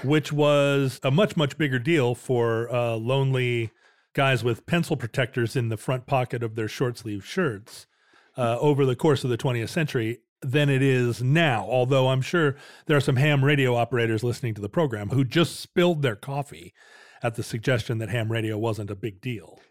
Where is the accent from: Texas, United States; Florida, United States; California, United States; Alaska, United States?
Alaska, United States; When I was a kid growing up in Alaska